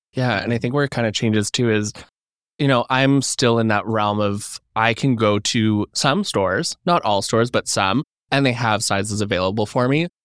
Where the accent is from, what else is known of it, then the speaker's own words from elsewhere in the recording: Alberta, Canada; moved away as an adult; now in Toronto, Canada; I'm from Alberta originally